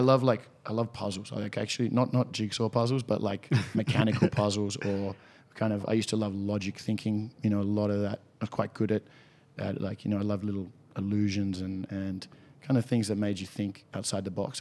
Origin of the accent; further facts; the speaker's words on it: Sydney, New South Wales, Australia; born in Sydney, grew up in, in Balmain, still actually living in Balmain